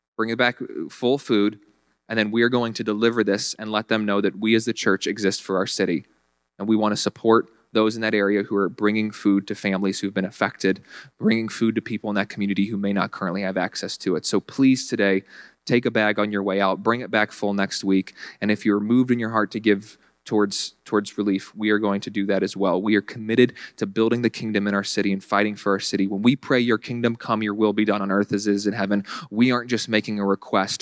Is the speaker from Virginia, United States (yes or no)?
yes; Virginia, United States; moved away as an adult; now in Buffalo, United States; I went back home to Virginia one time